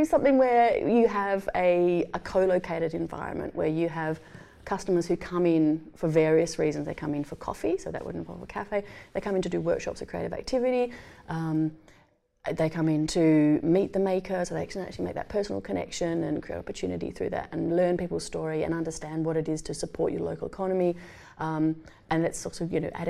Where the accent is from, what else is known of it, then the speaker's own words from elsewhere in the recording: Tasmania, Australia; also born or lived in Canberra; now in Adelaide, Australia; I grew up in Tasmania and worked mainly in Canberra